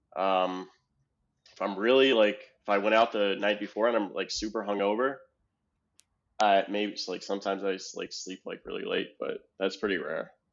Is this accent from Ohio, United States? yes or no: yes; Ohio, United States; I'm from Ohio